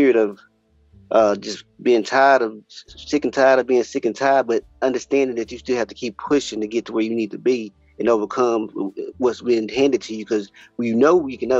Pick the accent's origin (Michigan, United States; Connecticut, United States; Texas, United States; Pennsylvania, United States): Texas, United States; Fort Worth; also born or lived in Houston, Texas; I'm from born and raised in Fort Worth, Texas.